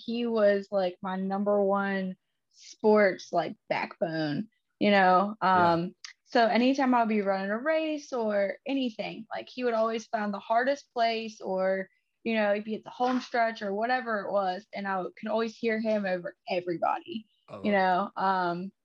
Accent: Middlebrook, Virginia, United States; I grew up in the middle of nowhere in a very, it's not even considered a town because it's so small. It's called a village, Middlebrook out in Virginia

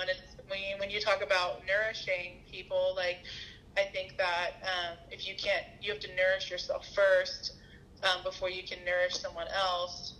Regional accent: the South, United States; moved away; I'm from the South

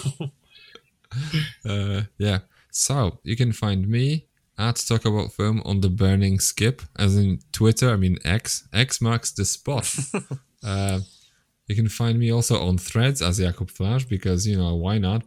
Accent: Poland; I'm from Poland

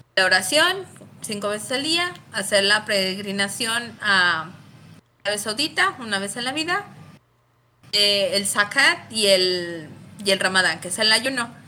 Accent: León, Guanajuato, Mexico; soy originaria de León, Guanajuato

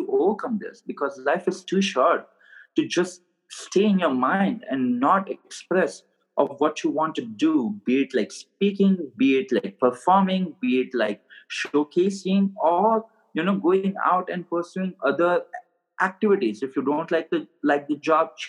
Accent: India; moved away as an adult; now in Scottsdale, United States; I was born and raised in India, so I have an accent

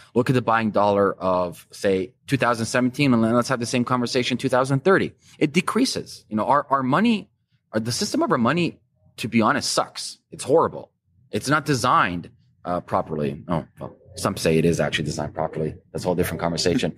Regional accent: Canada; as a Canadian

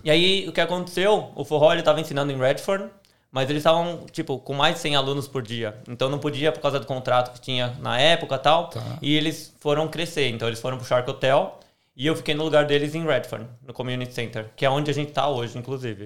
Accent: São Paulo, Brazil; moved away as an adult; also born or lived in Melbourne, Australia; now in Australia; sou paulista também

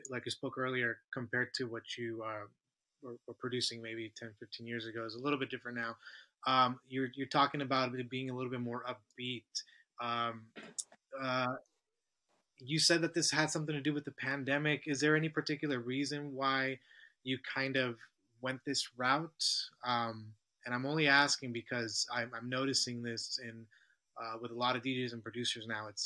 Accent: United States; As an American

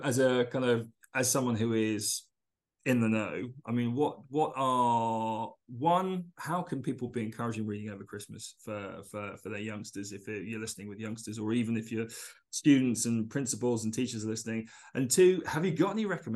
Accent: London, United Kingdom; I remember as a boy, you know, I grew up in East London

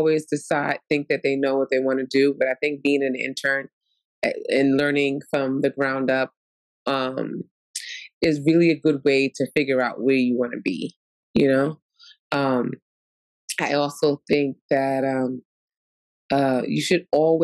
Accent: New York City, New York, United States; accent: New York; I'm born and raised in Brooklyn, New York

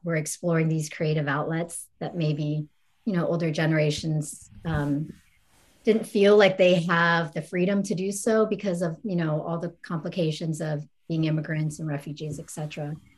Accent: East Coast, United States; I'm from the East Coast

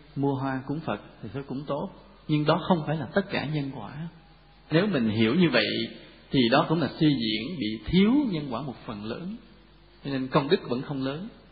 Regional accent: Vietnam

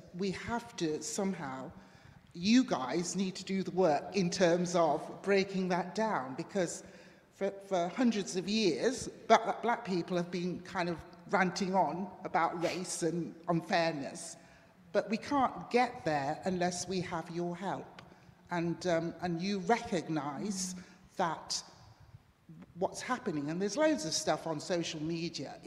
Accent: Jamaica; also born or lived in Derby; now in United Kingdom; I grew up in Jamaica, and my grandmother took me to an Anglican church every Sunday

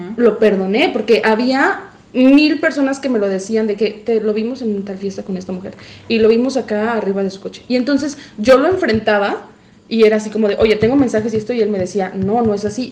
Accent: Mexico; como buenos mexicanos

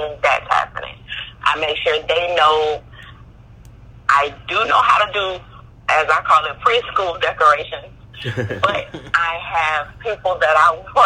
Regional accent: Louisiana, United States; I'm from Louisiana

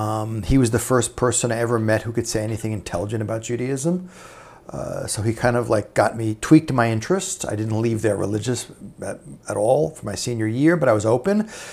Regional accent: New Rochelle, New York, United States; moved away as an adult; also born or lived in Brooklyn, New York; now in Israel; I was born in Brooklyn, but I grew up in New Rochelle, New York.

